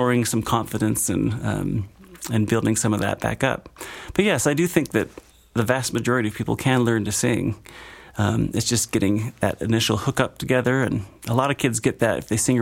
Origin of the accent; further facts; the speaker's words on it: Great Falls, Montana, United States; moved away as an adult; also born or lived in Utah / West Virginia; now in Grand Junction, United States; I was born in Great Falls, Montana, kind of just due north of here, but not far from the mountains